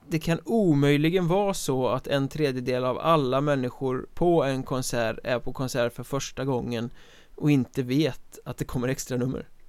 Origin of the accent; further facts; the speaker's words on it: Sweden; jag är som svensk